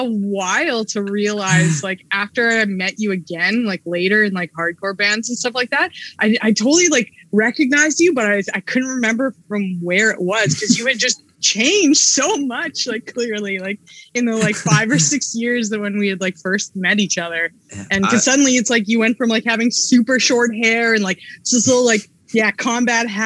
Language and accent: English; Edmonton, Alberta, Canada; I grew up in Edmonton too.